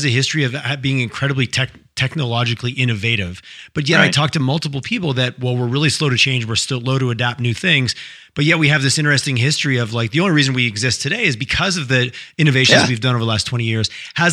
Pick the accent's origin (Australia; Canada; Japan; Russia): Canada; Montreal, Quebec; now in Western Canada; I grew up out east, I grew up in Quebec